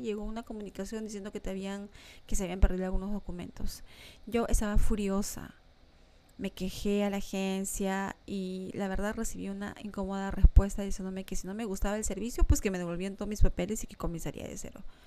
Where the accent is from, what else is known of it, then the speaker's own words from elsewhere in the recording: Lima, Peru; moved away as an adult; now in Montreal, Canada; mi hija y yo dejábamos nuestra querida Lima, nuestro querido Perú